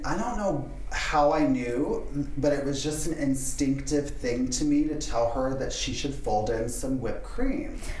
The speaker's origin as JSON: {"language": "English", "area": "just outside of Orlando", "region": "Florida", "country": "United States", "tie": "born or raised there", "said": "I was born and raised in Florida, just outside of Orlando."}